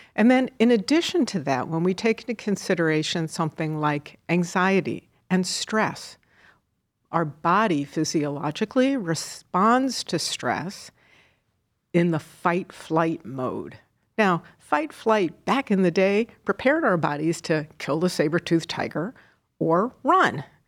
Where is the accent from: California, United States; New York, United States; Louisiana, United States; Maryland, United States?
New York, United States; moved away as an adult; also born or lived in Seattle; now in Cleveland, United States; I'm originally a New Yorker